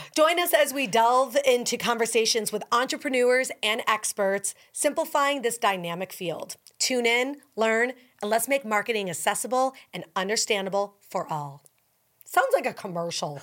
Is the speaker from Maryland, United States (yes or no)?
no; Buffalo, New York, United States; now in New Orleans, United States; I'm from Buffalo